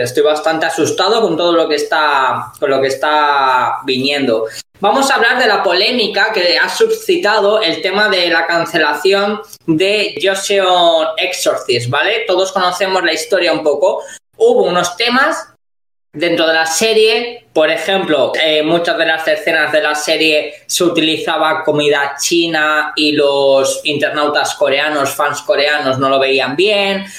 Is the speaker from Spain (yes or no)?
yes; Spain; nosotros como españoles